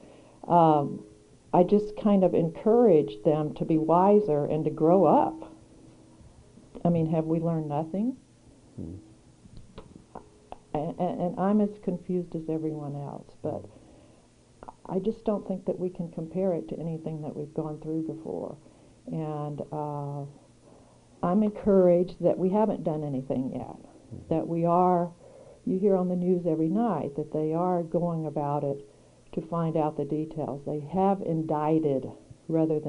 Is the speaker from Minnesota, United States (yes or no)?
no; Mississippi, United States; moved away; also born or lived in Washington, D.C.; I grew up in Mississippi